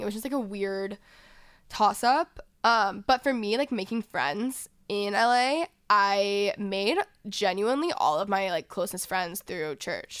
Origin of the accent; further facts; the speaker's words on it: Texas, United States; now in Los Angeles, United States; I was from Texas